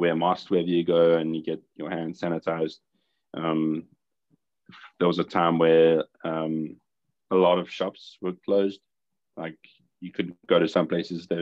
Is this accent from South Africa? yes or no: yes; South Africa; also born or lived in Redding, California; I'm from South Africa